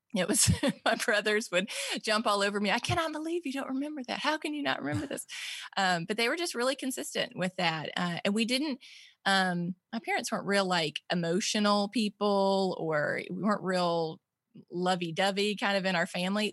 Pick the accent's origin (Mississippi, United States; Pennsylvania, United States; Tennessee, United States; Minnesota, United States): Mississippi, United States; born or raised there